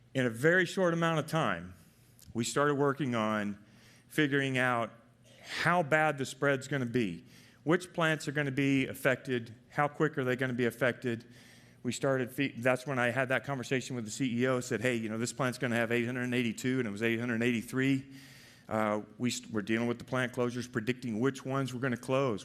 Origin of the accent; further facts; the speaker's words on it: Arkansas, United States; moved away as an adult; also born or lived in Palo Alto; I'm from Arkansas